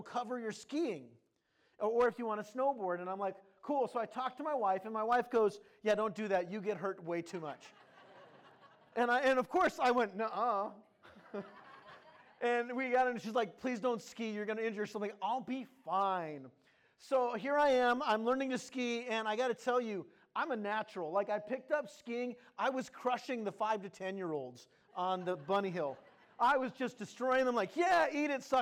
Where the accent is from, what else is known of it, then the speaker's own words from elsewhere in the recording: California, United States; moved away; also born or lived in Wisconsin / Maine / Minnesota; I grew up primarily in California. I had a few stints. One, I lived in Wisconsin when I was a little baby. Don't remember that. Lived in Maine for a couple years